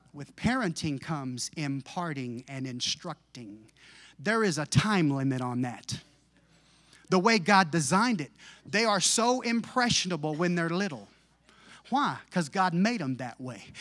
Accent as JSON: {"language": "English", "country": "United States", "said": "I'm an American"}